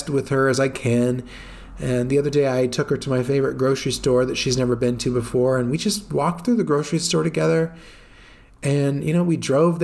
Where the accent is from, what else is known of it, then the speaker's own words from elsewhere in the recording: United States; moved away as an adult; now in Italy; it's my home country